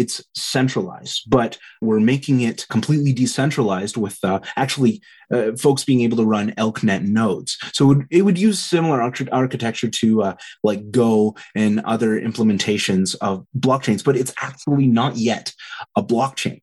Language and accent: English; Southeast Saskatchewan, Canada; now in Calgary, Canada; where I grew up in Southeast Saskatchewan